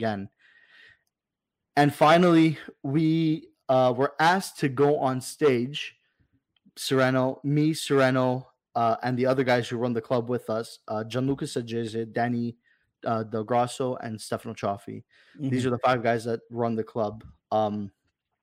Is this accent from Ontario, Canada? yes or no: yes; Toronto, Ontario, Canada; now he comes to my hometown.